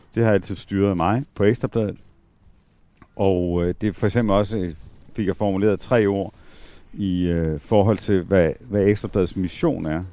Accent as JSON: {"language": "Danish", "area": "Southern Jutland", "region": "Southern Denmark", "country": "Denmark", "tie": "born or raised there", "moved": "yes", "said": "mit barndomshjem øh, nede i Sønderland. Altså, hvor øh, voksede op i sådan en lærerfamilie"}